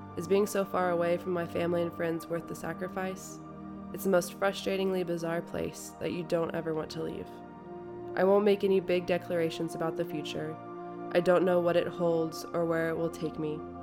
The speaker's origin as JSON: {"language": "English", "country": "United States", "said": "I'm American"}